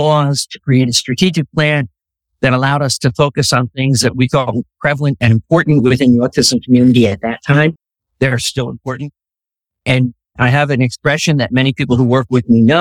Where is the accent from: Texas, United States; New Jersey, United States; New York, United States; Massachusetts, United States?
New Jersey, United States; Monmouth County; also born or lived in Scranton, Pennsylvania; I grew up in Monmouth County, New Jersey